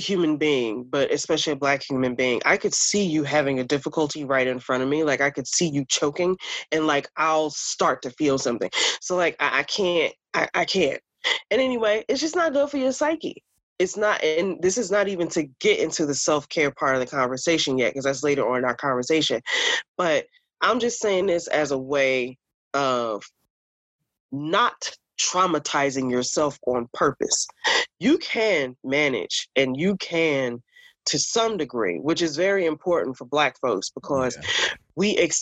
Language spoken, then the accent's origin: English; Newark, New Jersey, United States; I'm from Newark